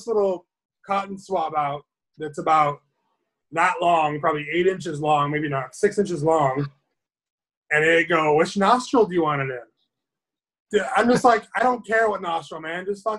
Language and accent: English; Seattle, Washington, United States; I was born and raised in Seattle, man.